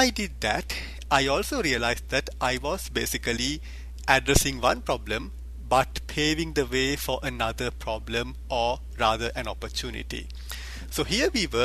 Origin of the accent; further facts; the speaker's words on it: Sri Lanka; moved away; I grew up in Sri Lanka, a small Asian country